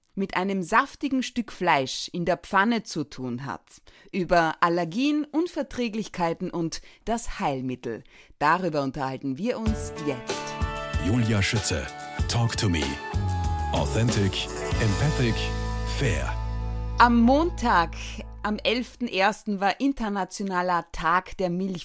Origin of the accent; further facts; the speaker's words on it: Carinthia, Austria; moved away; als gebürtige Kärntnerin